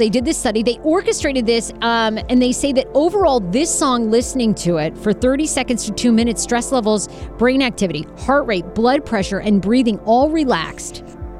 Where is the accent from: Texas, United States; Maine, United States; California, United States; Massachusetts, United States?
Maine, United States; moved away; I grew up in Maine. There was nothing to do but drink and fuck.